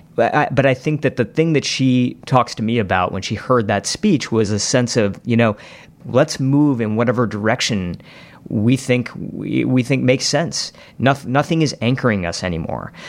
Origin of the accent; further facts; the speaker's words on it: Novi, Michigan, United States; my hometown in Novi, Michigan